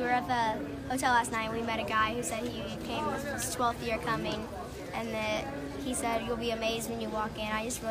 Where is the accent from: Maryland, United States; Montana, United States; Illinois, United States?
Illinois, United States; West Frankfort; West Frankfort, Illinois.